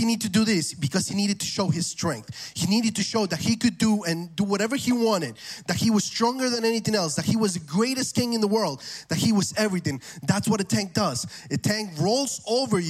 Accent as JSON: {"language": "English", "country": "Argentina", "moved": "yes", "said": "I'm from Argentina"}